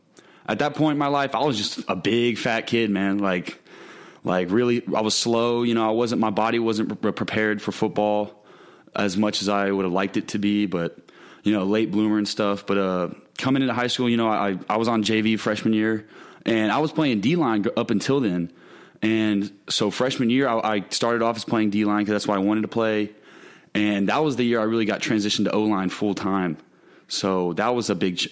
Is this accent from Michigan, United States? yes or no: no; The Woodlands, Texas, United States; Little league in Woodlands called SCFL